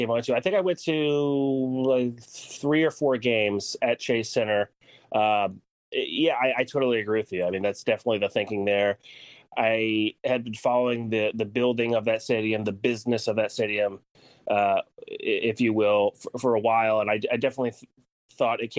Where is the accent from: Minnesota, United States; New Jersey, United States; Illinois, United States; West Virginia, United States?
New Jersey, United States; moved away; also born or lived in San Francisco; I'm from New Jersey, right outside New York